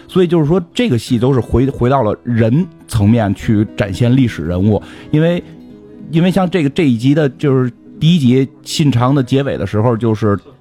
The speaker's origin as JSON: {"language": "Chinese", "country": "China", "said": "就是我们是中国人"}